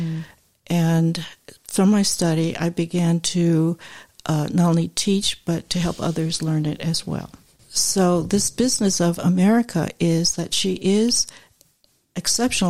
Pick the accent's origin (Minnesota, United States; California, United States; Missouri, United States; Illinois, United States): California, United States; San Francisco Bay Area; I'm from the Bay Area